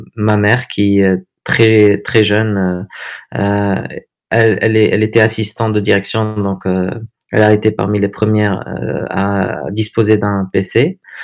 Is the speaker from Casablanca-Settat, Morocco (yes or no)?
no; Agadir, Souss-Massa, Morocco; moved away as an adult; also born or lived in Netherlands / Paris / Dubai; now in Agadir, Morocco; je suis né à Agadir en 1982. Euh, donc parcours euh, traditionnel. Euh, j'ai fait les écoles ici à Agadir.